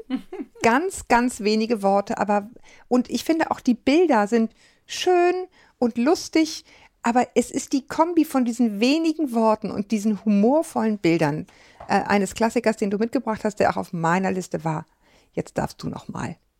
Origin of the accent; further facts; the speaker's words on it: Kiel, Schleswig-Holstein, Germany; meine Heimat Ostholstein